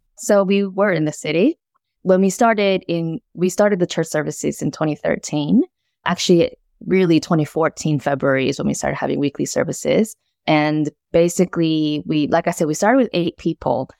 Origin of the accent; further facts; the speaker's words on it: United States; moved away as an adult; also born or lived in South Korea; now in Melbourne, Australia; immigrated to the U S when I was eight, lived there for the rest of my life, began doing ministry, pastoral ministry in America